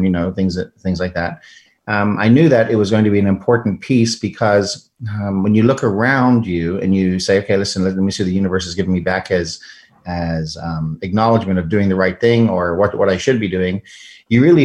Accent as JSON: {"language": "English", "country": "South Africa", "moved": "as an adult", "lives_now": "United States", "said": "I'm an immigrant from South Africa, immigrated here to the United States"}